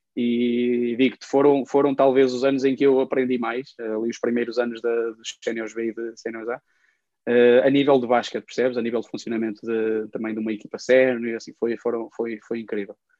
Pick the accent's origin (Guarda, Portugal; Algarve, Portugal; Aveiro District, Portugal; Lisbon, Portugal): Aveiro District, Portugal; Ovar; eu cresci em Ovar